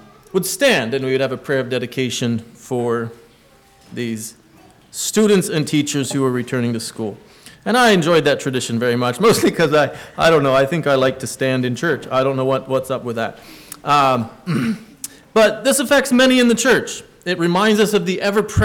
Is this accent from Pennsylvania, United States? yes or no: yes; Gap, Pennsylvania, United States; When I was growing up, I grew up in Gap. Well, Kinzers was our zip code, but I went to Mine Road.